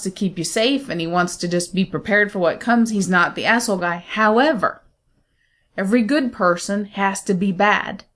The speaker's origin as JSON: {"language": "English", "country": "United States", "said": "I'm American"}